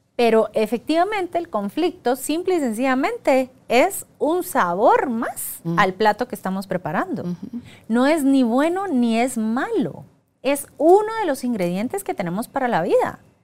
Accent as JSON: {"language": "Spanish", "country": "Guatemala", "said": "soy guatemalteca"}